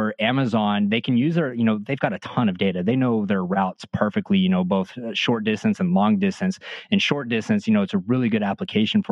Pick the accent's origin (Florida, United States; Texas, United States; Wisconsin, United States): Texas, United States; Midland; I grew up in Midland, Texas, in West Texas